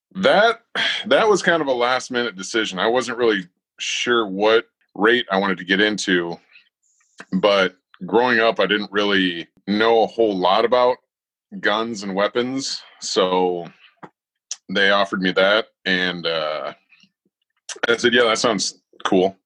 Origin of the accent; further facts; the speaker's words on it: Iowa, United States; I was uh, born and raised in Iowa